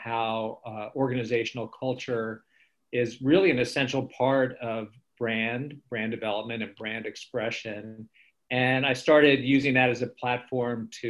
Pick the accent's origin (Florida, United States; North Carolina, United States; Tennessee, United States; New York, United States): Florida, United States; also born or lived in Orlando, Florida; us Floridians